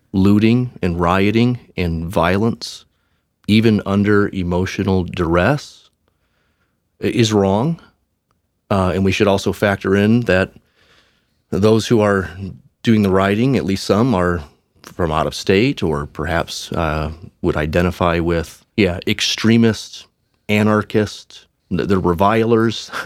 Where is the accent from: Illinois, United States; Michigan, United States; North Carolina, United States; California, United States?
Michigan, United States; outside of Detroit; I grew up outside of Detroit in a little suburb that was almost completely white